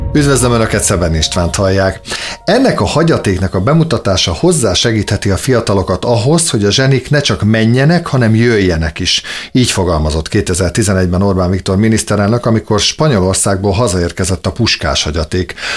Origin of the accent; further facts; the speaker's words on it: Hungary; magyar vagyok